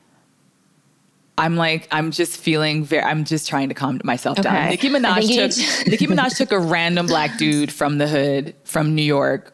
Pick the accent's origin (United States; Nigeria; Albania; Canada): Canada; I'm fucking Canadian